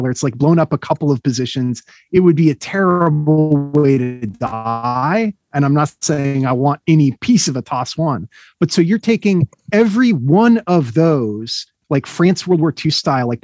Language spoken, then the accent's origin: English; United States; as an American